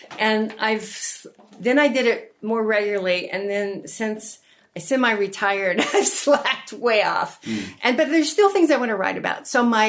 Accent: West Virginia, United States; born there; also born or lived in North Carolina; And I was born in West Virginia, too.

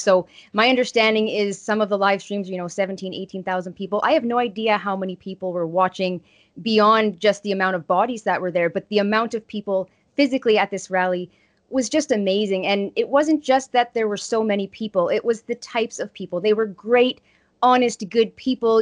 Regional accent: Estevan, Saskatchewan, Canada; my hometown in Estevan

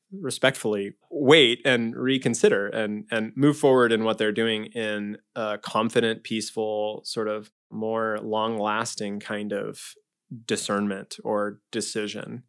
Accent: Omaha, Nebraska, United States; I grew up in Omaha, uh, in Saint Margaret Mary Parish

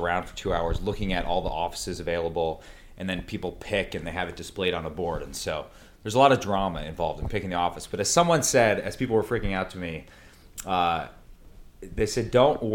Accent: Green Bay, Wisconsin, United States; born in Green Bay, Wisconsin. My family's been there forever, since the 1830s

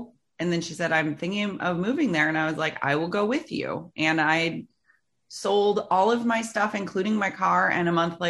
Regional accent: Phoenix, Arizona, United States; moved away as an adult; also born or lived in Clinton, Iowa; now in Seattle, United States; I've been here for almost 17 years now, but I grew up in Phoenix, Arizona. Yes. My family still lives there.

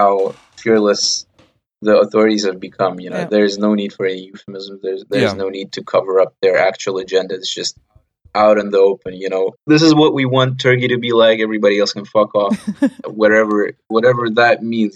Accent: Ukraine; I come from Ukraine

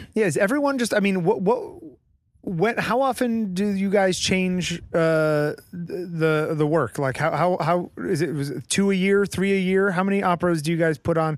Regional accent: Connecticut, United States; moved away; also born or lived in Boston; I grew up in Connecticut

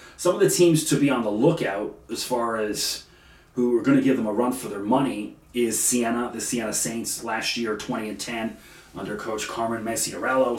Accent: Toronto, Ontario, Canada; I grew up obviously in Canada in the Toronto area

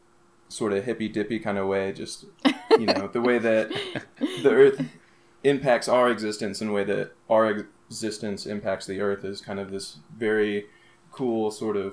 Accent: Oklahoma City, Oklahoma, United States; moved away as an adult; also born or lived in New Mexico; And I grew up in Oklahoma City. I went to school in Oklahoma City for middle school and high school

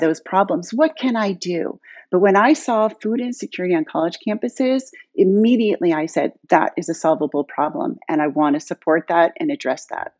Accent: Pittsburgh, Pennsylvania, United States; moved away as an adult; now in Palo Alto, United States; I'm a Pittsburgh girl, born and raised in Squirrel Hill

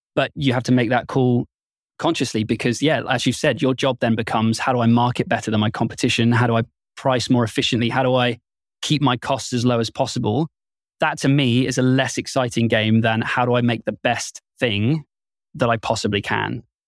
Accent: United Kingdom; I'm very British

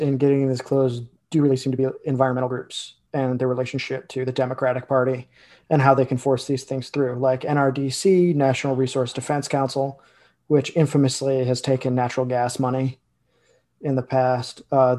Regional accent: Illinois, United States; Illinois, my home state.

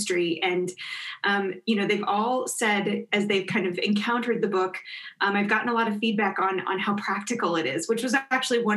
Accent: Kansas, United States; moved away as an adult; also born or lived in Notre Dame, Indiana; I grew up in Kansas

